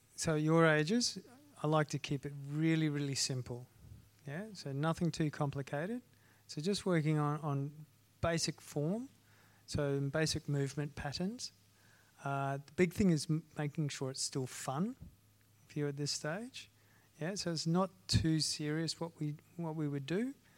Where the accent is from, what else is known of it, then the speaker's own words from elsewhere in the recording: Ayr, Queensland, Australia; I grew up in a small town in North Queensland called Ayr